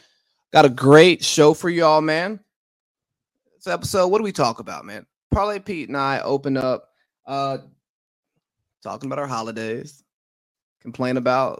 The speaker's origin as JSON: {"language": "English", "country": "United States", "said": "we are from America, not Brazil"}